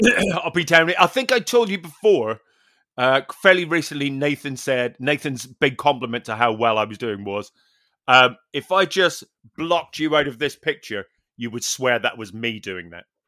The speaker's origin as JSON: {"language": "English", "region": "Northern Ireland", "country": "United Kingdom", "said": "I'm a Northern Irish pers-, person"}